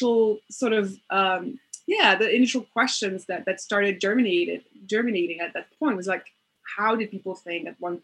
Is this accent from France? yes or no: yes; Paris, Île-de-France, France; English is a second language; I am from Paris